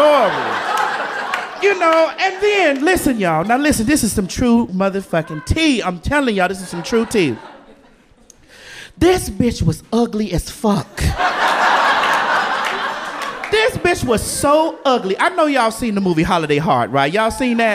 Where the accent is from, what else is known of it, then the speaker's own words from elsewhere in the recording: the South, United States; I'm from the South. So being from the South, you know, we are Bible people, right? The Bible Belt down there